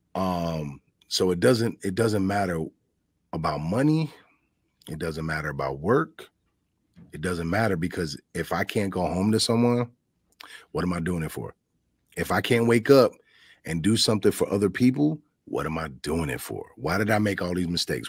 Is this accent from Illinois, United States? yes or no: yes; Chicago, Illinois, United States; moved away; also born or lived in Richland Center, Wisconsin / Madison, Wisconsin; I'm I'm from Chicago